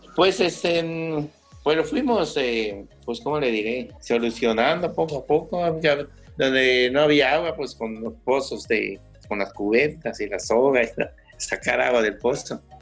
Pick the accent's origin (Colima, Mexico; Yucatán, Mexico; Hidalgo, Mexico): Yucatán, Mexico; Valladolid; moved away as an adult; now in Cancún, Mexico; Nosotros somos de Valladolid, Yucatán